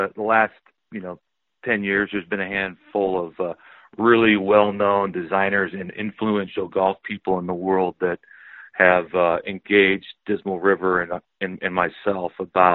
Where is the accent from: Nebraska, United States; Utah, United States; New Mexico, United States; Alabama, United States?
Nebraska, United States; Mullen; I grew up in Mullen